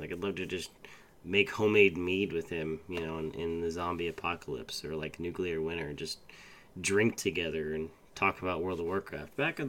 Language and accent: English; East Coast, United States; I do remember as a young boy growing up on the East Coast, one of my many stops